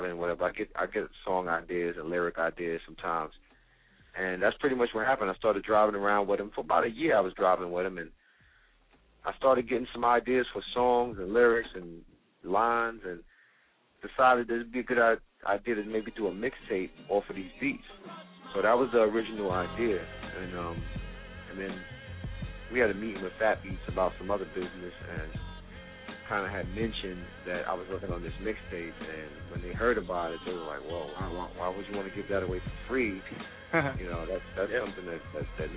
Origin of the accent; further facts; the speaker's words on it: New York City, New York, United States; my childhood growing up in Brooklyn, New York